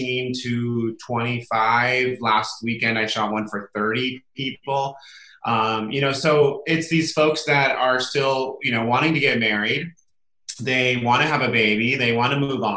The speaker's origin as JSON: {"language": "English", "town": "Solvang", "region": "California", "country": "United States", "tie": "born or raised there", "lives_now": "Santa Barbara, United States", "said": "I grew up in a small little town called Solvang, California, Central California"}